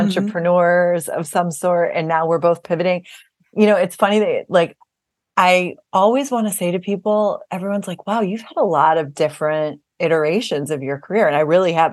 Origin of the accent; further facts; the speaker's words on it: Buffalo, New York, United States; we grew up in South Buffalo, New York, kind of a very close-knit Irish Catholic community